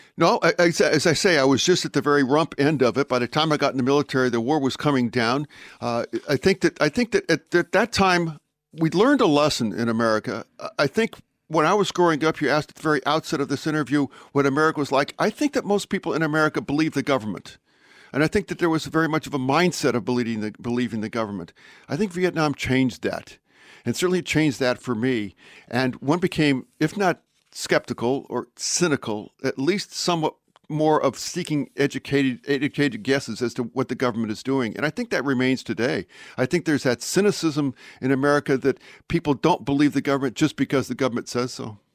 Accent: Pueblo, Colorado, United States; moved away; I was born in Colorado, and I was born in a relatively small town, the town of Pueblo

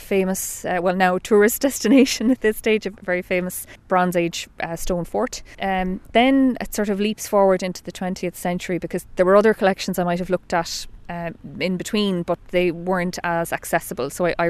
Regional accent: Inishmore, Aran Islands, Connacht, Ireland; I am from the Aran Islands. I'm from Oran, or Inishmore as some people call it.

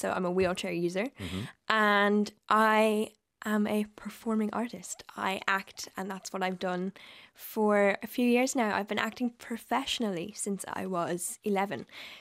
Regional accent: Killiney, Leinster, Ireland; I'm from Dublin. I'm from Killiney, the lovely Killiney

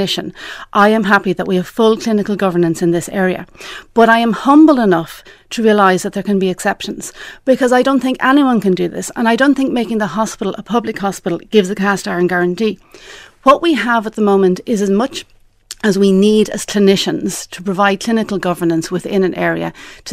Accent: Ireland; as a clinician and as an Irish woman

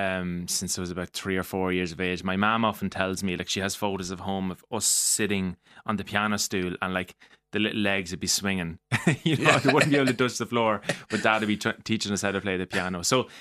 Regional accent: Mullingar, Leinster, Ireland; So, being from Mullingar

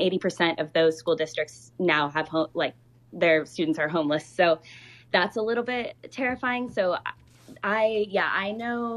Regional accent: Oregon, United States; moved away; My hometown is unfortunately one of the most affected areas in Oregon

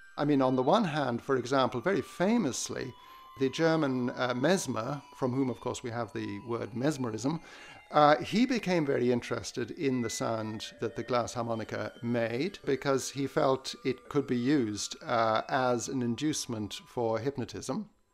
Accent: Ireland; I'm an Irish musicologist

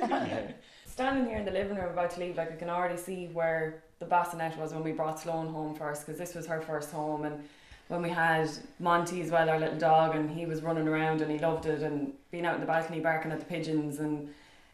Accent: Kilkenny, Leinster, Ireland; now in Dublin, Ireland; I'm from Kilkenny originally.

